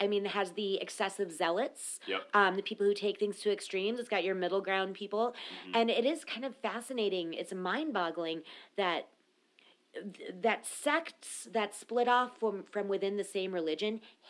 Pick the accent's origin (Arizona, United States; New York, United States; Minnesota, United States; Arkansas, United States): Minnesota, United States; I'm a Minnesotan.